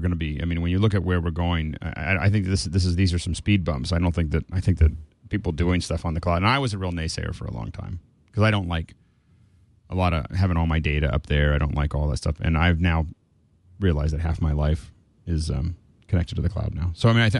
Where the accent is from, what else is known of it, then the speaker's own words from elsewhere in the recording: Montana, United States; I was really surprised that my hometown in Montana is completely mapped out in Google. Like, you know, and there's like one stoplight.